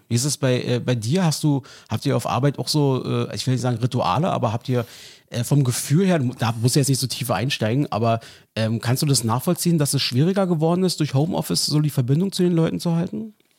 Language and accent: German; East Germany, Germany; als Ossi